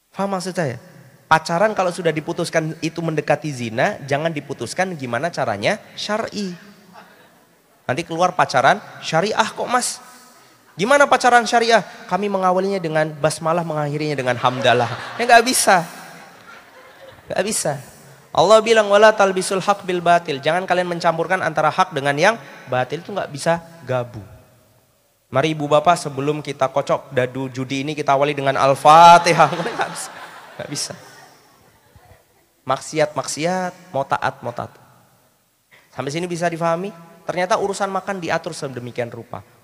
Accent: Java, Indonesia; Saya ditawarin, kan saya orang Jawa.

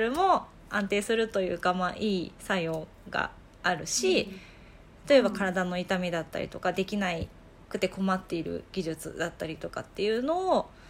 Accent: Kanazawa, Ishikawa, Japan; moved away as an adult; now in Tokyo, Japan; 出身は金沢なんだけど、えっと、大学生から東京に出てきて

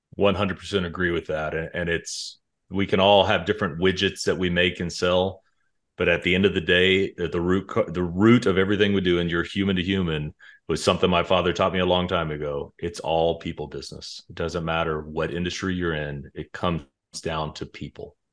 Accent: Dallas-Fort Worth area, Texas, United States; moved away as an adult; also born or lived in Colorado / Illinois / Chicago; We're both from the Dallas-Fort Worth area

